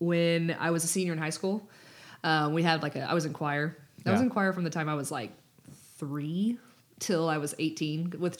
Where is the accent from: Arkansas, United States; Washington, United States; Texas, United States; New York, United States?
Texas, United States; Austin; I'm from Austin.